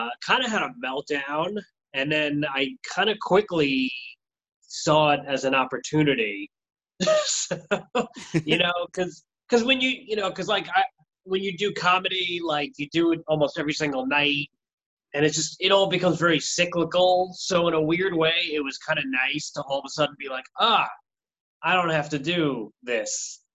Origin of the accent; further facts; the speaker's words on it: Valley Stream, New York, United States; now in Brooklyn, United States; I'm originally from Valley Stream